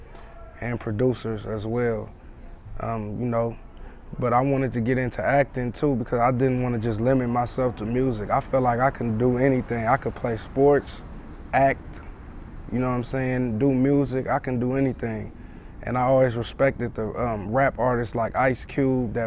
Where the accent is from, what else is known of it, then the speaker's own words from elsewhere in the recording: San Francisco, California, United States; my hometown of San Francisco in the Bay Area